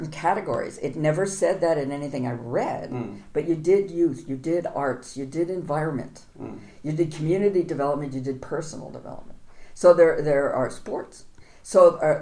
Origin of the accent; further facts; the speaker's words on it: United States; as an American